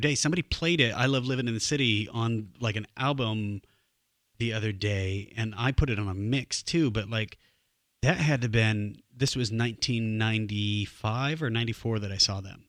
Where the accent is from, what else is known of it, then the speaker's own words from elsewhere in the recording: Denison, Iowa, United States; now in Los Angeles, United States; my hometown, seven thousand